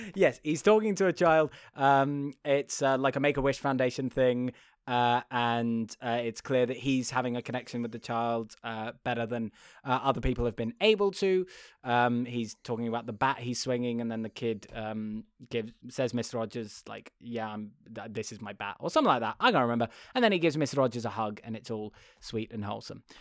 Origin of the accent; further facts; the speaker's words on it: United Kingdom; being British